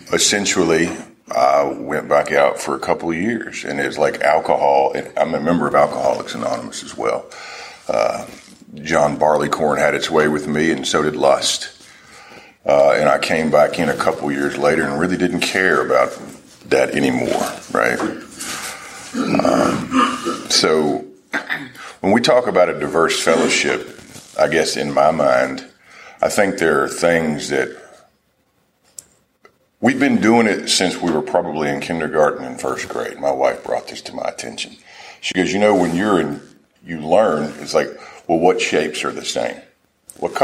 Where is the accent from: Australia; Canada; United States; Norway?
United States; Nashville, Tennessee; Nashville is my hometown